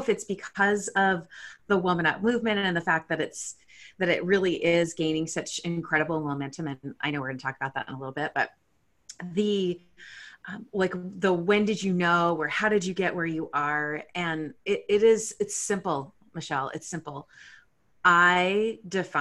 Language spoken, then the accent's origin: English; San Jose, California, United States; moved away as an adult; also born or lived in Edina, Minnesota; now in Seattle, United States; when I was a wee, my parents moved us out to San Jose, California, which is where I was raised